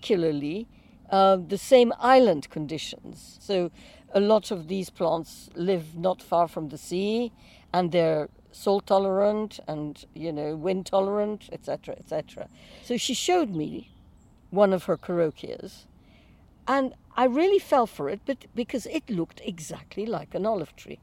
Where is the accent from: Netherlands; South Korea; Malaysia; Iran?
Iran; also born or lived in Lebanon; now in London, United Kingdom; I grew up in Iran, in Persia